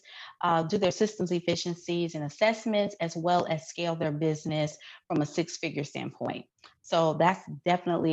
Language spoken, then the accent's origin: English; Memphis, Tennessee, United States; moved away as an adult; also born or lived in Houston, Texas; Born and raised in Memphis